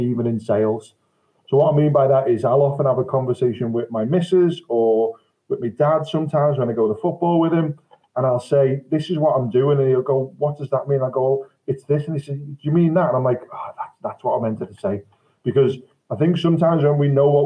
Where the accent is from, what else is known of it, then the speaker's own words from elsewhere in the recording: Liverpool, North West England, United Kingdom; I'm from Liverpool